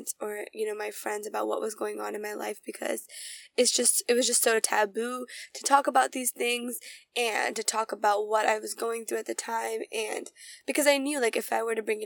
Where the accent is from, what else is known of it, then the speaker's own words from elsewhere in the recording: United States; I grew up around American culture. I grew up around Indian culture